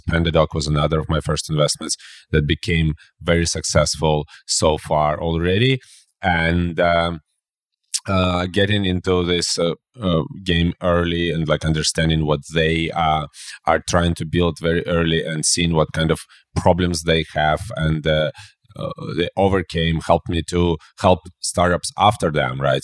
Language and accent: English; Belarus; I'm originally from Belarus